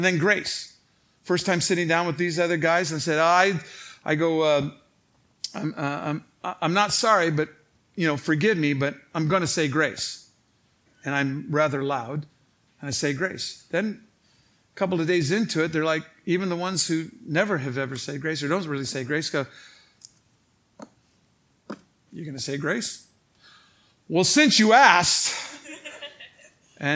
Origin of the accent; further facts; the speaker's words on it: Saint Paul, Minnesota, United States; St. Paul, Minnesota